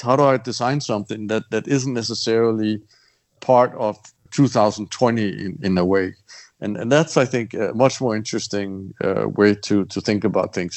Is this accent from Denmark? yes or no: yes; Copenhagen, Capital Region of Denmark, Denmark; moved away; born in, and, and raised in in Copenhagen